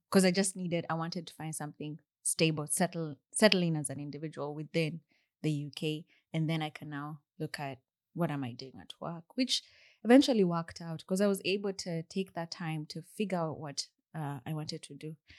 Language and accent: English; Kenya; accent: Kenyan English; moved away as an adult; my Kenya English accent